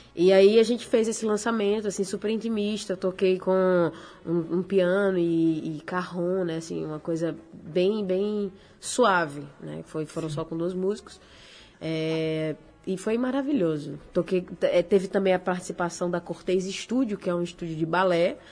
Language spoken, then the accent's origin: Portuguese; Rio do Fogo, Rio Grande do Norte, Brazil; also born or lived in Natal; eu sou da Praia Zumbi. Eu sou daqui, de, nasci em Natal. Nasceu aqui. Mas aí, com seis anos de idade, eu fui pra Praia Zumbi.